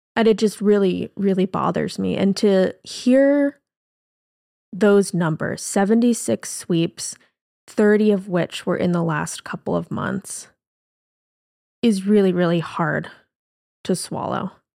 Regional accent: Seattle, Washington, United States; we're from Seattle

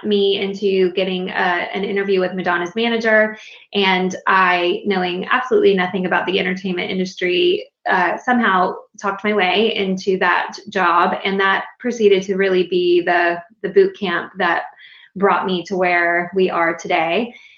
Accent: North Carolina, United States; moved away as an adult; also born or lived in Los Angeles; I was born and raised in North Carolina

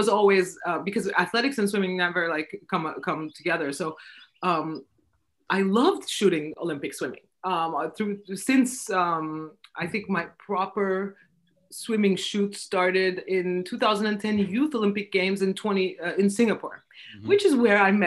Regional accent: Istanbul, Turkey; also born or lived in Vienna; I'm from Turkey, Istanbul

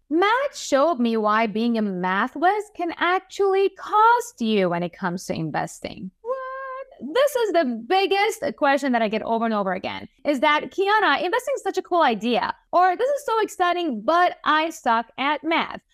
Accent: Iran; I was born and raised in Iran to a Jewish family

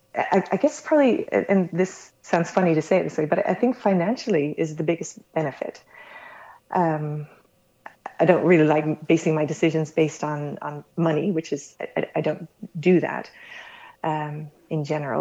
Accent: United States; now in Netherlands; I'm American originally, been living in the Netherlands for 25 years already

